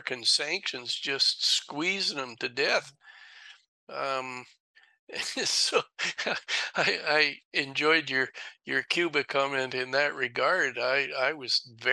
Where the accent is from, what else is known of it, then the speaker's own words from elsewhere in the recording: Canada; as a Canadian